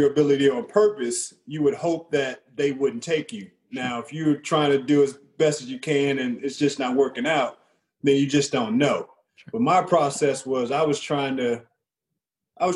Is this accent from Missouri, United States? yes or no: yes; St. Louis, Missouri, United States; I'm from St. Louis